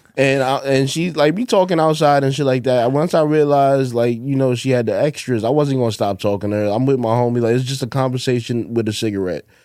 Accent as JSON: {"language": "English", "town": "New York City", "region": "New York", "country": "United States", "tie": "born or raised there", "also_born_or_lived": "Fort Greene, Brooklyn", "said": "when I was younger, I grew up in Bed Stuy, but when I was, like, ten or eleven or something, I moved to the projects in Fort Greene"}